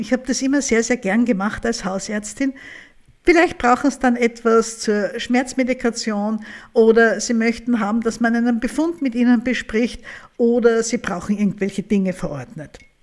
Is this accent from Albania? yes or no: no; Vienna, Austria; bei uns in Österreich